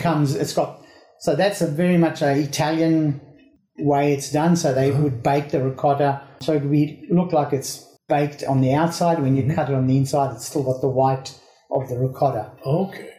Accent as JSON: {"language": "English", "country": "South Africa", "tie": "born or raised there", "said": "I grew up in South Africa"}